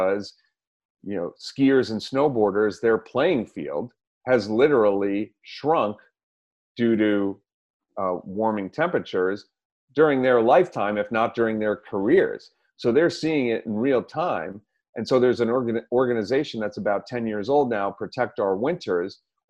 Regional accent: Missouri, United States; I'm from Missouri. I'm skeptical, but that doesn't stop me either

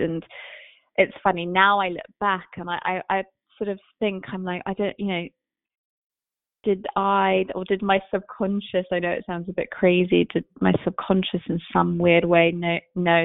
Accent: London, United Kingdom; moved away as an adult; now in New York City, United States; I'm from London. I grew up pretty much sort of close to central London.

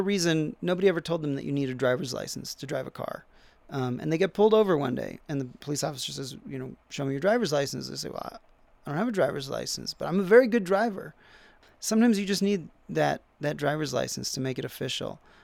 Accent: United States; we also are very religious people. Americans in general, um, religion is part of our national debates

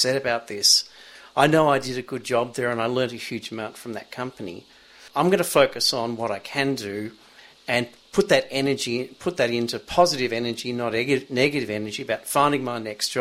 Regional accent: Melbourne, Victoria, Australia; now in Sydney, Australia; I grew up in Melbourne near a beach and was in nippers as a kid even in Melbourne

